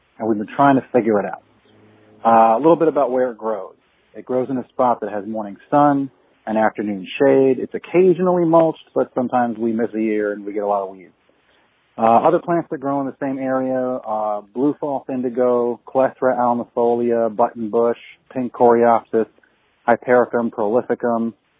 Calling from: Connecticut, United States; Oh, and I'm calling from Central Connecticut.

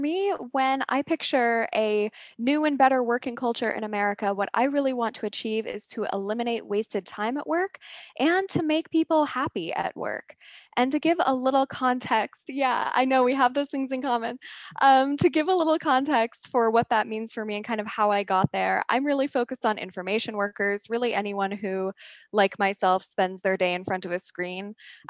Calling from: San Francisco, California, United States; I am calling in from San Francisco, the former hotbed of innovation and the current strange lockdown wasteland.

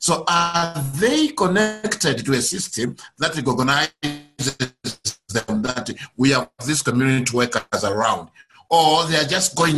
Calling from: Zambia; I'm calling from Zambia, PHM Zambia.

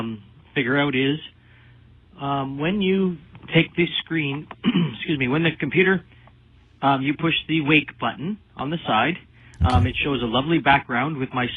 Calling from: Canada; I'm calling from Canada

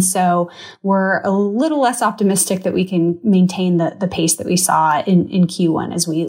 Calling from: Charlotte, North Carolina, United States; So I'm joining you from Charlotte. So our closest NHL team is in Raleigh.

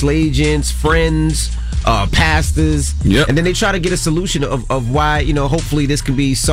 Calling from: Delaware Beach, Delaware, United States; yep, I'm calling from Delaware Beach, but I love you guys.

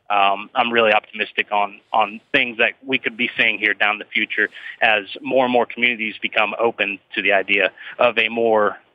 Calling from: Minnesota, United States; Um, down towards Minneapolis area, but a little bit southern.

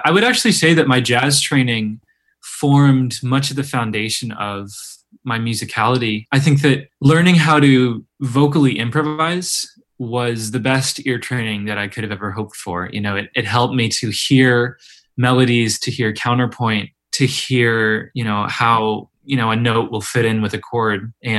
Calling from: Oberlin, Ohio, United States; I'm calling in from Oberlin, Ohio.

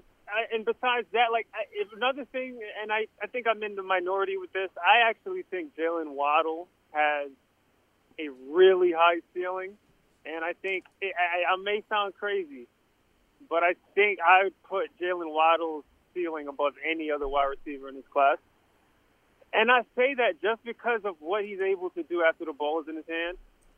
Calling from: Queens, New York, United States; Yes, hi. It's … from Queens.

